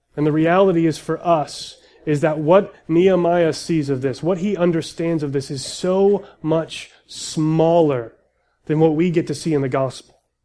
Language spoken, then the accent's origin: English; United States; as American Christians